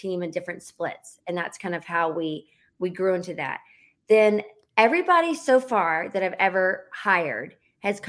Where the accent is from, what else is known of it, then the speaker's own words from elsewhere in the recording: Charlotte, North Carolina, United States; moved away as an adult; now in Los Angeles, United States; I am from North Carolina, from Charlotte, and I live in Los Angeles. I've lived here over 15 years